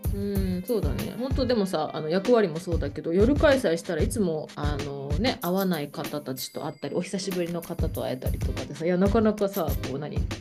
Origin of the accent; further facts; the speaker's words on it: Kagoshima, Japan; now in Vancouver, Canada; 鹿児島からね自分の実家から